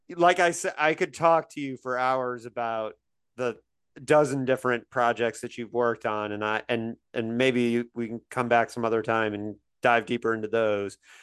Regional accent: Indiana, United States; moved away; I grew up in Indiana

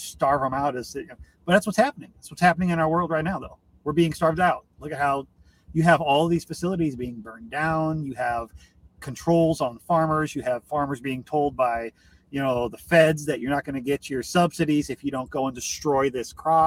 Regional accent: Illinois, United States; I grew up in Illinois, just barely in Illinois outside of Iowa

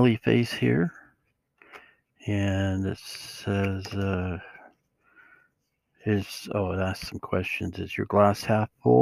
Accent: Utah, United States; I'm from Utah

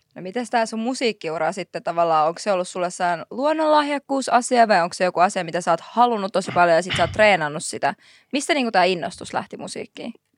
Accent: Helsinki, Uusimaa, Finland; Mä oon Marjaniemestä

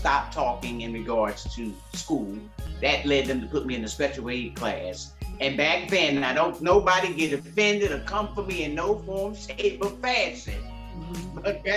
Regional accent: Hope Mills, North Carolina, United States; moved away; also born or lived in Philadelphia, Pennsylvania / Okinawa, Japan; I'm from Philadelphia, born, and I can't just say born and raised because I spent a lot of my youth in a little small town called Hope Mills, North Carolina.

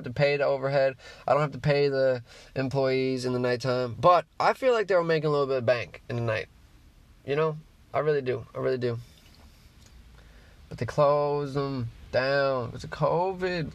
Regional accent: Newfoundland and Labrador, Canada; I'm a Newfoundlander

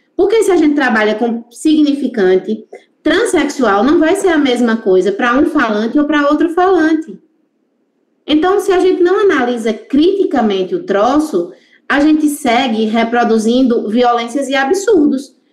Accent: interior of Pernambuco, Brazil; Eu sou nordestina

